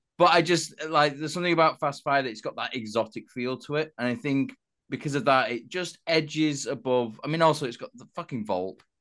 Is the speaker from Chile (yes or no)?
no; United Kingdom